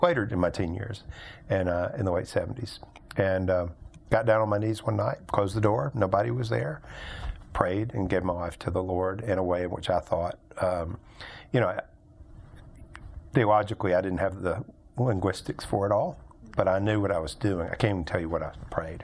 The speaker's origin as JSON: {"language": "English", "town": "Birmingham", "region": "Alabama", "country": "United States", "tie": "born or raised there", "said": "I grew up here in Birmingham, went to high school here, ended up going to college at Birmingham Southern College out in the west part of Birmingham"}